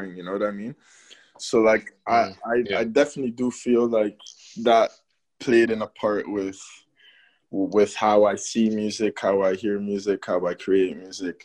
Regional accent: Toronto, Ontario, Canada; also born or lived in Berlin, Germany / Cameroon; I'm from Cameroon. I was born in Germany, Berlin. I lived in Berlin. Yep. And then I came to Canada for elementary school. Okay. Yeah, Toronto

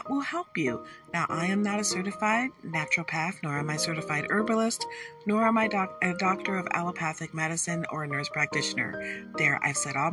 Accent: Detroit, Michigan, United States; now in Michigan, United States; I was born in Hutzel Hospital. My mother was born in Detroit. I grew up there

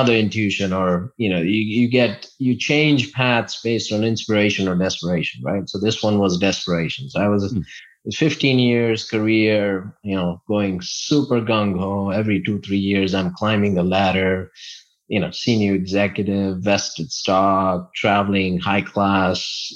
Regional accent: India; moved away; one of my really good friends that I grew up with back in India

